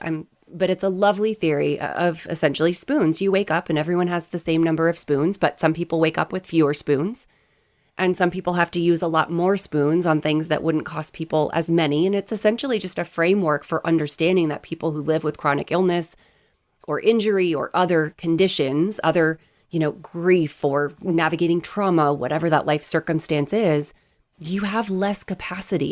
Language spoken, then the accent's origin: English; East Coast, United States; I grew up on the East Coast. We are as direct as it gets.